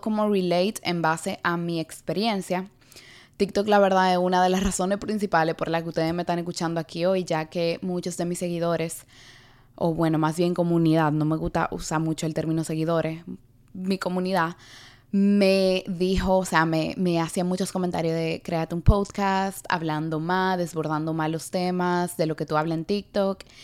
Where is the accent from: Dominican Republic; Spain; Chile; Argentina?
Dominican Republic; also born or lived in New York City, United States; now in New York, United States; una neoyorquina criada en la República Dominicana y actualmente residente de la ciudad de Nueva York